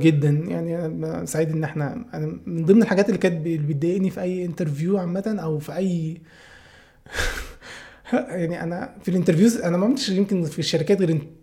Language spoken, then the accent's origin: Arabic; Upper Egypt, Egypt; now in Cairo, Egypt; انا اساسا على فكره من الصعيد انا مش من القاهره